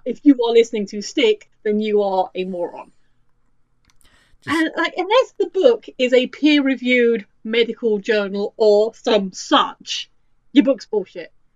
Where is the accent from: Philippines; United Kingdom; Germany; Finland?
United Kingdom; as a British person